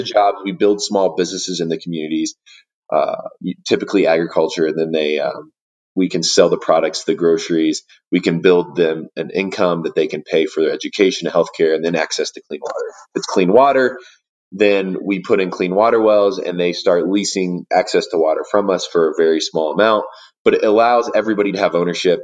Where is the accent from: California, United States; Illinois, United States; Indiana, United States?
Indiana, United States; Warsaw; moved away as an adult; now in Denver, United States; I grew up in Indiana, and uh, I grew up in a town called Warsaw, Indiana